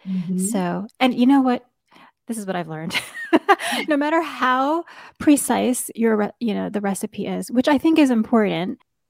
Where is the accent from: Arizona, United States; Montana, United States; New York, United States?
New York, United States; And I just remember growing up in New York, the only place I could find it was in Chinatown.